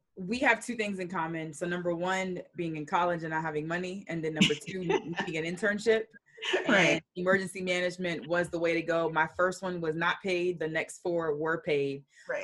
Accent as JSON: {"language": "English", "town": "Atlanta", "region": "Georgia", "country": "United States", "tie": "born or raised there", "said": "Growing up in Atlanta"}